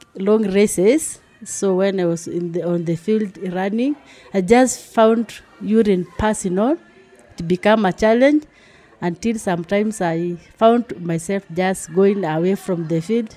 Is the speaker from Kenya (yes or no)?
yes; Maasai land, Maasailand, Kenya; I grew up in Maasai land where people don't go to clinic